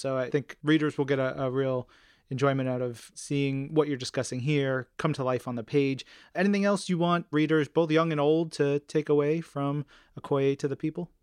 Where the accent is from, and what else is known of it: New York, United States